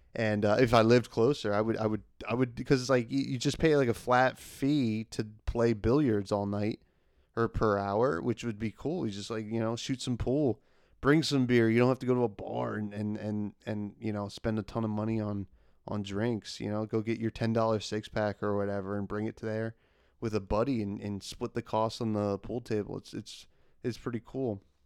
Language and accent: English; New Jersey, United States; I'm from Jersey